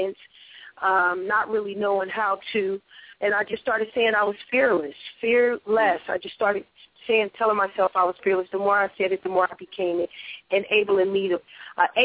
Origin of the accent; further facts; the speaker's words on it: Los Angeles, California, United States; I was from South Central, L.A.